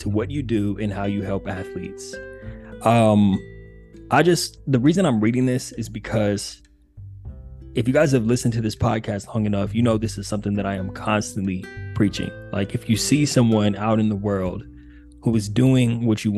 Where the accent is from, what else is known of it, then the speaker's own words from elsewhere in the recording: Upland, California, United States; moved away; Pomona is near where I grew up in Upland, California